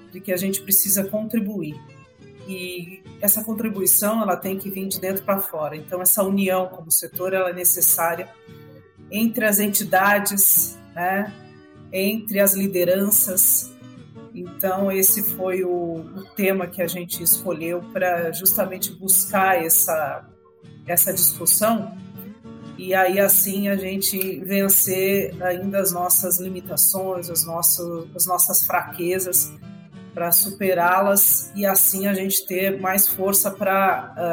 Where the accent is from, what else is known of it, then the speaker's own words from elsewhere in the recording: Brazil; E não só o agro, mas nós, como brasileiros, precisamos disso.